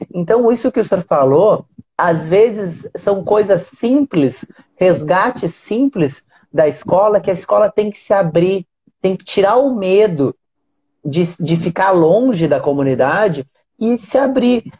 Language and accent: Portuguese; Rio Grande do Sul, Brazil; now in Rio de Janeiro, Brazil; hoje eu moro no Rio de Janeiro, mas eu sou do Rio Grande do Sul